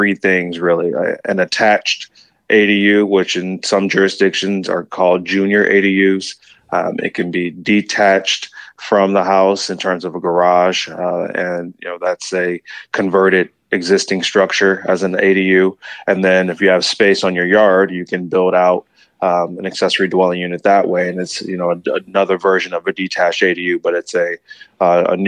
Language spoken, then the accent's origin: English; Ann Arbor, Michigan, United States; moved away as an adult; also born or lived in Detroit, Michigan; now in San Diego, United States; I'm originally from Detroit and grew up in Ann Arbor, Michigan, and moved to San Diego about 12 years ago now